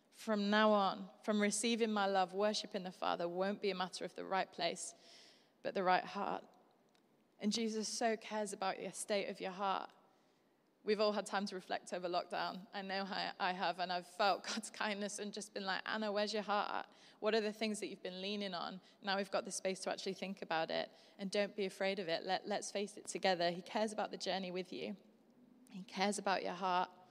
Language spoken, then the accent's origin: English; Yorkshire and the Humber, United Kingdom; I'm from Yorkshire.